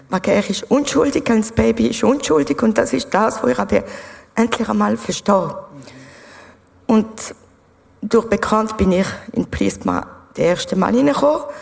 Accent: France; ich bin ursprünglich Französin. Ich bin aufgewachsen in einem äh, evangelischen Kinderheim.

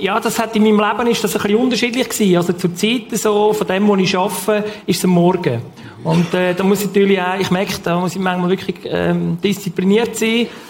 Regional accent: Switzerland; ich bin im Bachtloben aufgewachsen, also ich wohne immer noch dort

